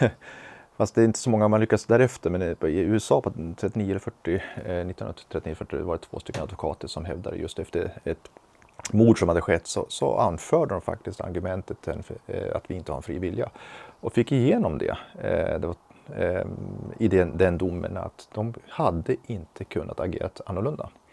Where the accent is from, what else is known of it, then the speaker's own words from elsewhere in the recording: Sweden; född här i, i Sverige